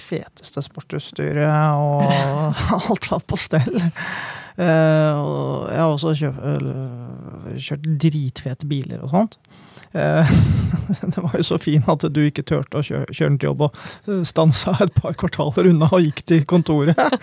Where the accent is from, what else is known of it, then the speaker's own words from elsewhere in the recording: Kløfta, Akershus, Norway; now in Oslo, Norway; jeg kommer jo fra Kløfta. Der var det ikke så mye å bruke penger på, men vi hang jo på Romerikssenteret jeg var liten